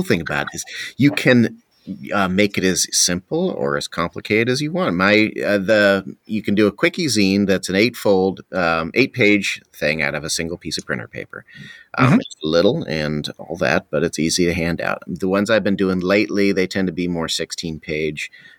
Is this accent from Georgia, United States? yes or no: no; California, United States; So I came from California, though, and so there's several to miss, like especially In-N-Out